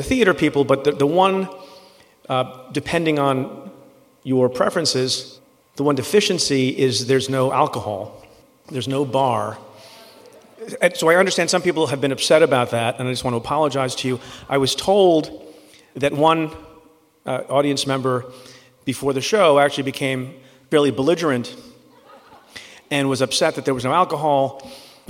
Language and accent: English; India; I am from India